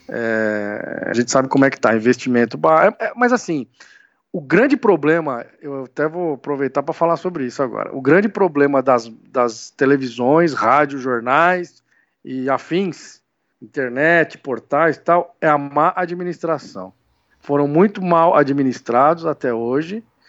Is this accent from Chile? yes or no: no; São Bernardo do Campo, São Paulo, Brazil; Eu sou do ABC, né? Eu sou uhum. de São Bernardo.